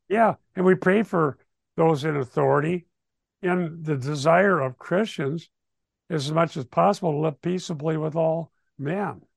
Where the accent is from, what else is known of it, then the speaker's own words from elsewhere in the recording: Sheldon, Iowa, United States; we grew up in Sheldon, Iowa, in the high school there in the sixties.